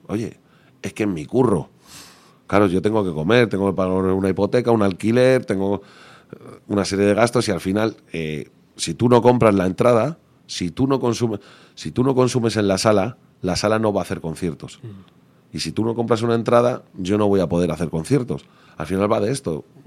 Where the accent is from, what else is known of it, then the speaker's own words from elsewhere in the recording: Leganés, Community of Madrid, Spain; yo soy de Leganés yo soy rockero de toda la vida